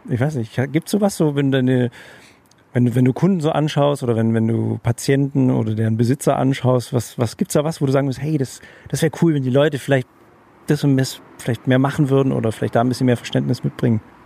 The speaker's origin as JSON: {"language": "German", "country": "Germany", "said": "als Deutscher"}